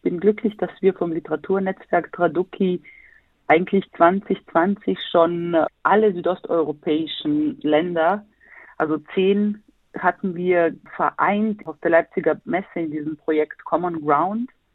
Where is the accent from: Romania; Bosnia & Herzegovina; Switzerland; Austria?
Bosnia & Herzegovina; Sarajevo, Federation of Bosnia and Herzegovina; now in Berlin, Germany; bin gebürtige Bosnierin, komme aus Sarajevo, lebe aber in Berlin